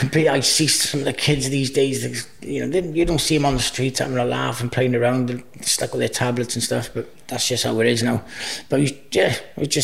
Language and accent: English; Cardiff, Wales, United Kingdom; first language Welsh; English is a second language; I grew up in Cardiff. I was born in Heath Hospital, in Cardiff City